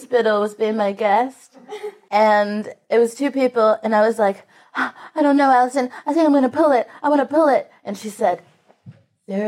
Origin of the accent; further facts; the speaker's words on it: United States; as an American comedian